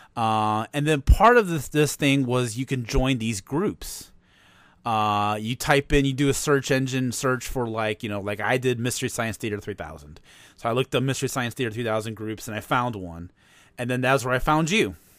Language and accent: English; East Chicago, Indiana, United States; I'm from East Chicago, Indiana